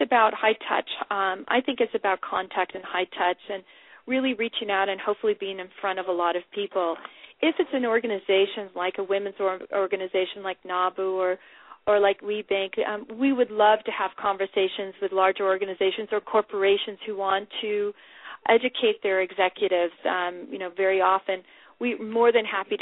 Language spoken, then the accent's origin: English; California, United States; I'm from California